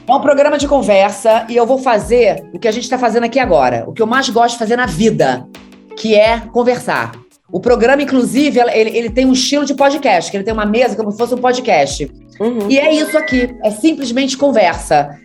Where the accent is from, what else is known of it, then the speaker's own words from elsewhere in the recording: Macaé, Rio de Janeiro, Brazil; sou de Macaé